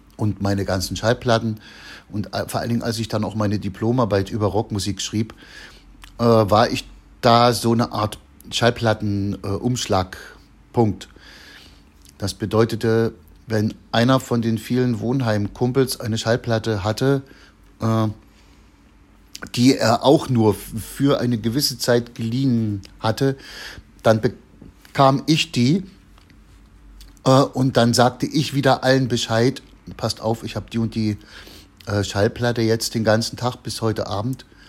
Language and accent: German; Chemnitz, Saxony, Germany; also born or lived in Machern; bei uns in Karmarkstadt